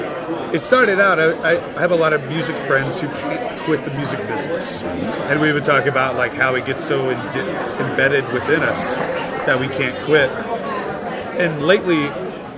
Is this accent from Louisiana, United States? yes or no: yes; North Louisiana, United States; now in Denver, United States; I grew up in North Louisiana